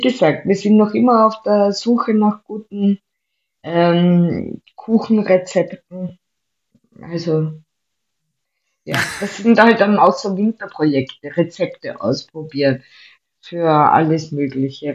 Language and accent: German; Vienna, Austria; also born or lived in Styria; ich bin ja Wienerin